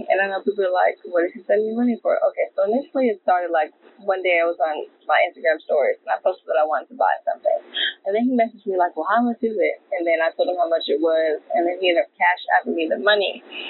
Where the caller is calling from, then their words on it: Detroit, Michigan, United States; I'm calling from Detroit.